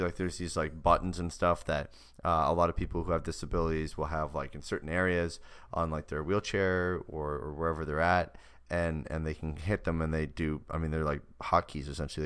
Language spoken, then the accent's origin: English; Canada; moved away; the incredible motherland that is Canada.